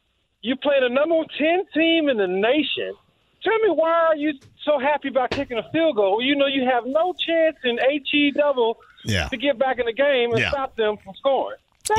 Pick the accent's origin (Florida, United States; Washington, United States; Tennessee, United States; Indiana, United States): Indiana, United States; moved away as an adult; I grew up in Indiana, joined the Air Force, came back.